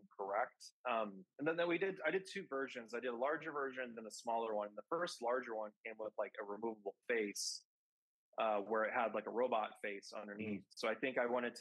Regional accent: Kansas City, Missouri, United States; I grew up in Kansas City.

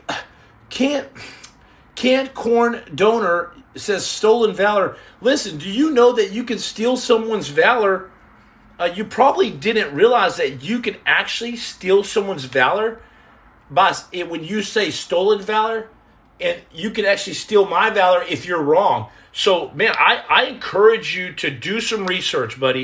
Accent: United States; I'm from America

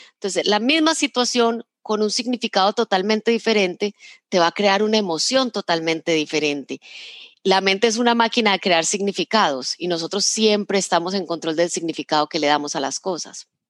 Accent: Medellín, Antioquia, Colombia; yo crecí en Medellín

